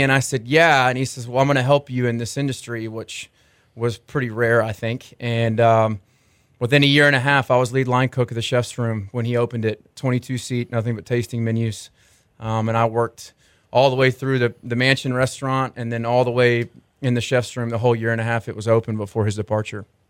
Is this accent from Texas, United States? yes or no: yes; Arlington, Texas, United States; I grew up in Arlington, Texas, um, in between Dallas and Fort Worth